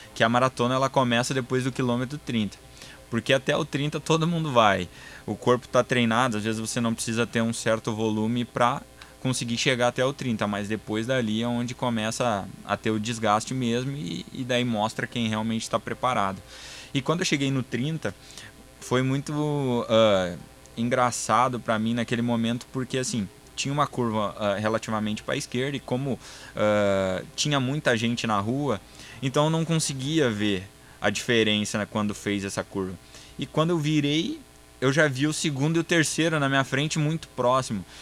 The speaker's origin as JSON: {"language": "Portuguese", "town": "Sapiranga", "region": "Rio Grande do Sul", "country": "Brazil", "tie": "born or raised there", "said": "sou gaúcho, sou natural de Sapiranga, no Rio Grande do Sul"}